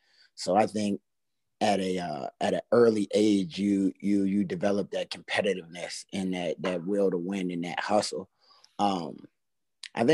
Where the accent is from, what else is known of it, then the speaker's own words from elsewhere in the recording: Alexandria, Virginia, United States; also born or lived in Radford, Virginia; Alexandria, Virginia. Virginia to the death of me